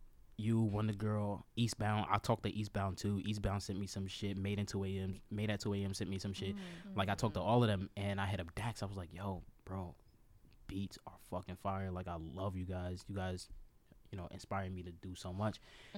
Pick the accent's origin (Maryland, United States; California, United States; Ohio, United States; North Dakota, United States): Maryland, United States; So, like, Montgomery County. Okay. I grew up in Montgomery County. Damascus, Germantown, Clarksburg, all.